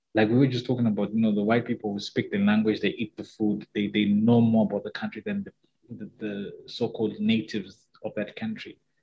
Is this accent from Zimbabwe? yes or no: yes; Zimbabwe; first language Shona; English is a second language; growing up in Zim, we experienced very little, very limited racism